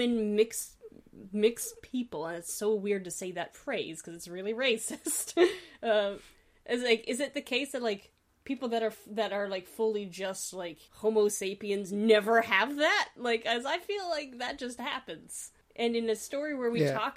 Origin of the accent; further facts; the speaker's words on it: Canada; as a Canadian settler